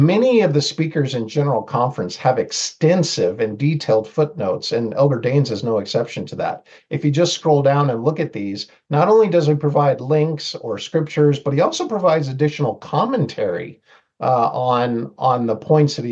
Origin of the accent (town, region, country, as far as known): Seattle, Washington, United States; born or raised there; moved away as an adult; also born or lived in Mexico; now in Rexburg, United States